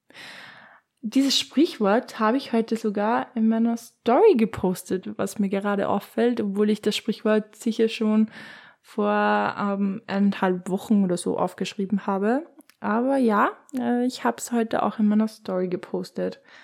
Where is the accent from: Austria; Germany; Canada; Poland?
Austria; Upper Austria; wie man es bei uns in Oberösterreich in Mundort sagen würde